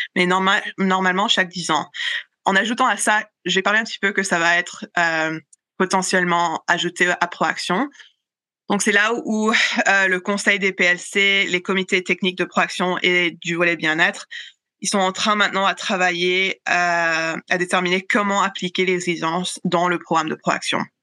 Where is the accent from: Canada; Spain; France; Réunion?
Canada; chez nous au Canada